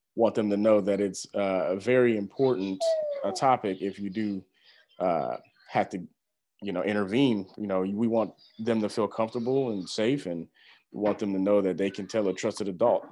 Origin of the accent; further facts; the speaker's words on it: Houston, Texas, United States; moved away as an adult; also born or lived in Missouri; now in Springfield, United States; I came to Missouri originally from Houston, Texas, and, uh, migrated to Missouri to go to college